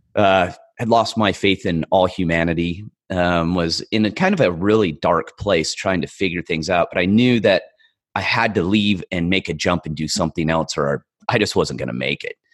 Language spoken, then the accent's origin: English; California, United States; I grew up in a, a very rural part of California